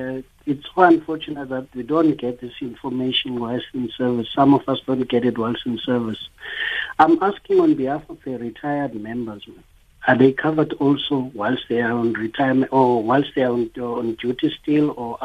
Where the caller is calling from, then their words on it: Ladismith, Western Cape, South Africa; I'm calling from the Western Cape. I'm calling from a small town called Ladysmith.